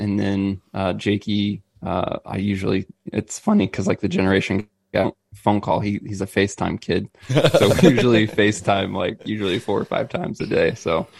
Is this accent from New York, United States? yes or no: no; Missouri, United States; I'm born and raised in Missouri.